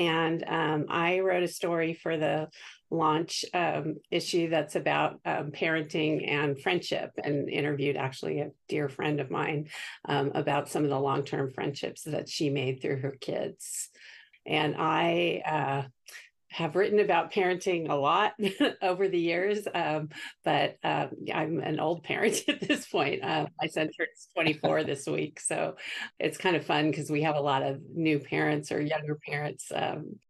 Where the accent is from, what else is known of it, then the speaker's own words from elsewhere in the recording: Santa Barbara, California, United States; my husband and I both grew up in Santa Barbara